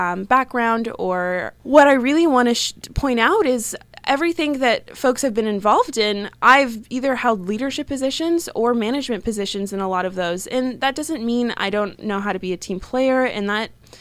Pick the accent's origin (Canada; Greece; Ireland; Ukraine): Canada; Vancouver Island, British Columbia; now in Halifax, Canada; I come from the Sauk First Nation on Lower Vancouver Island in Coast Salish Territory